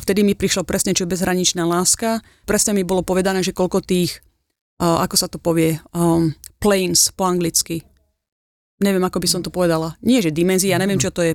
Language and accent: Slovak; Slovakia; moved away as an adult; also born or lived in Australia; ja som odišla zo Slovenska, keď som bola, ja neviem, 19 rokov som mala